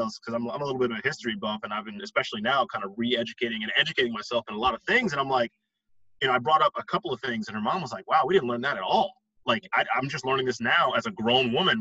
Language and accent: English; Westchester County, New York, United States; I grew up in Westchester County.